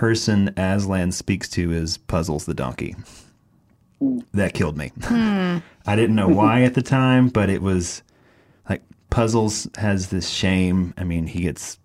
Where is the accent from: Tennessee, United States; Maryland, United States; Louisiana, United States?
Tennessee, United States; East; we're from East Tennessee. We call it a holler too.